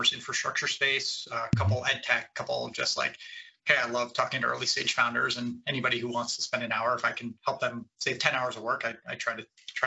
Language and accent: English; Cleveland, Ohio, United States; I am from Cleveland, Ohio